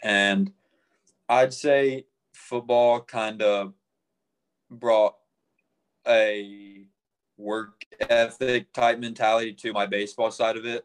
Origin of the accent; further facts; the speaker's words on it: Arlington, Tennessee, United States; I grew up in Arlington, Tennessee